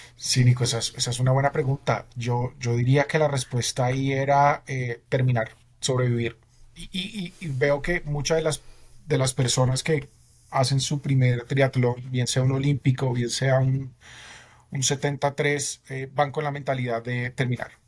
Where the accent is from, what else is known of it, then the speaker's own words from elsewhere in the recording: Bogotá, Colombia; soy bogotano, 36 años